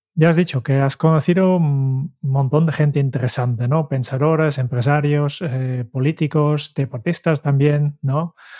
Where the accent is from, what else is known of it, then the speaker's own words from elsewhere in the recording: Netherlands; como holandés